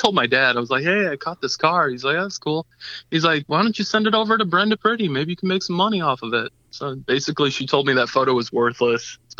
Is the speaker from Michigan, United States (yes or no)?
yes; Detroit, Michigan, United States; No, I grew up in Metro Detroit. So I've always seen them, you know, growing up around here.